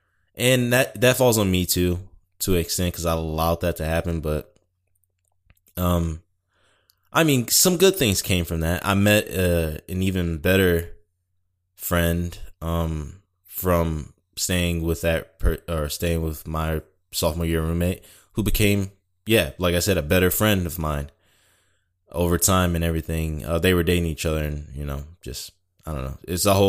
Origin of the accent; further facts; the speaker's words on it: Detroit, Michigan, United States; born there; moved away; I was born in Detroit, and you know, it was getting to a point where we needed to go, and I fully understood that. But, you know, it's never been really home.